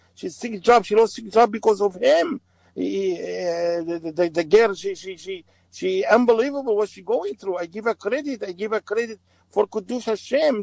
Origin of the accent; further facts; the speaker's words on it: Aleppo, Aleppo Governorate, Syria; English is a second language; now in United States; I'm from Syria